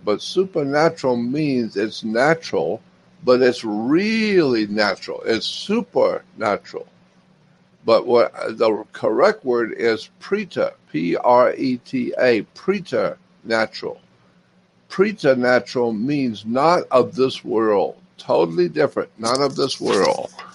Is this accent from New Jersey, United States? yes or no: no; Pensacola, Florida, United States; moved away; also born or lived in Los Angeles, California; I grew up in Pensacola